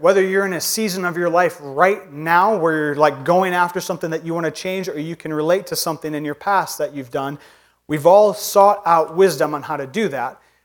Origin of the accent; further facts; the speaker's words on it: northern Indiana, United States; now in Minnesota, United States; I'm from Indiana